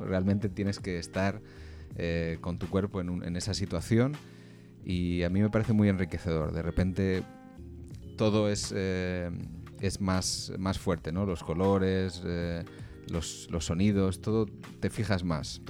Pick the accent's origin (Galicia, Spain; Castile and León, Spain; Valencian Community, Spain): Castile and León, Spain; Valladolid; yo soy de una ciudad pequeña, soy de Valladolid